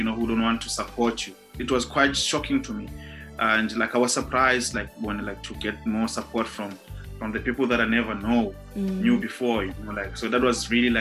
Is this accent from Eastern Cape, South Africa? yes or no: no; Cape Town, Western Cape, South Africa; I was born and bred in Khayelitsha back in the days in 1986.